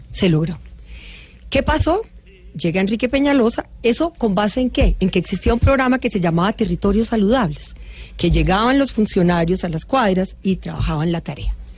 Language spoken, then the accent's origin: Spanish; Colombia